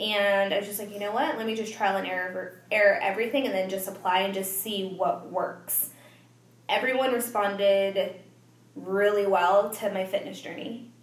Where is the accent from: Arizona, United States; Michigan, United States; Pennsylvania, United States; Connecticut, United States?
Arizona, United States; Tucson; moved away; pretty much was born and raised in Tucson, Arizona